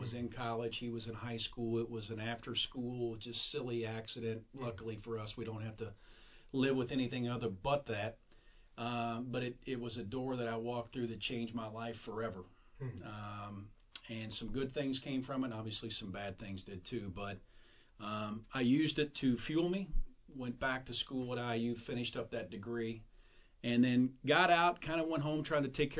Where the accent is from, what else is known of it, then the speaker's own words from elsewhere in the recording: Southern Indiana, United States; accent: drawl; moved away; also born or lived in New Albany, Indiana; I was in a couple different towns, moved a couple different elementary schools, but it was Southern Indiana